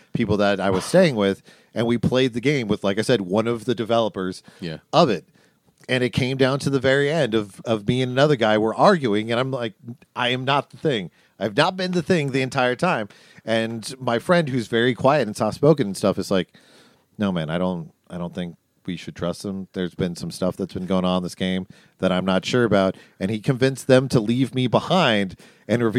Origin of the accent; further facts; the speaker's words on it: Seattle, Washington, United States; growing up in Seattle